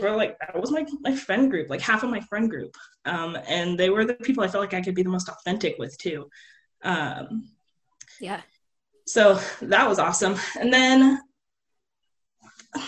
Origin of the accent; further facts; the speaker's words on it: Anaheim, California, United States; also born or lived in Hawaii; now in Seattle, United States; I'm from Anaheim, California. That's where, like, I was born